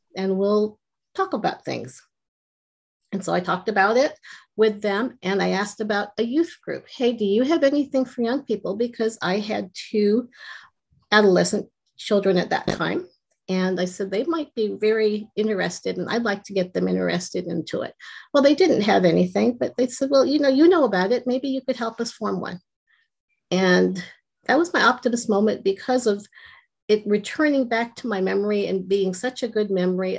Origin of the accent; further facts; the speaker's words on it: Los Angeles, California, United States; I grew up in Southern California and I went to a pretty rough school, junior high